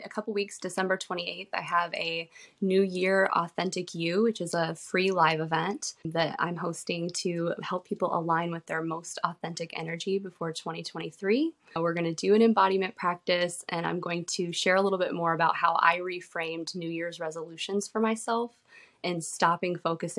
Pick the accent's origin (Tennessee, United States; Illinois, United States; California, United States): Tennessee, United States; now in Michigan, United States; So I am from Tennessee originally. Went to nursing school here, and then I moved to Michigan to be a nurse after nursing school.